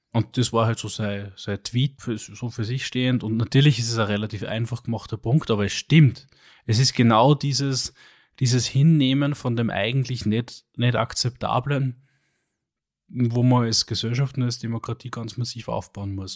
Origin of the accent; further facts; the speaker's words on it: Upper Austria, Austria; als Oberösterreicher